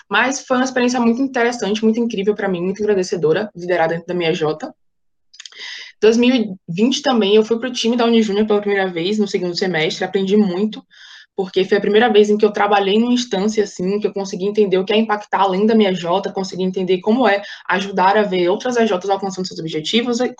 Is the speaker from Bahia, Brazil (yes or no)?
yes; Salvador, Bahia, Brazil; eu tenho 21 anos, eu sou estudante de direito, nasci e fui criada em Salvador.